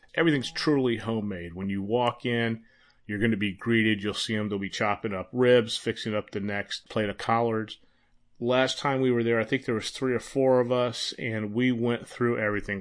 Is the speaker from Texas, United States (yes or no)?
yes; Texas, United States; I was born in Texas.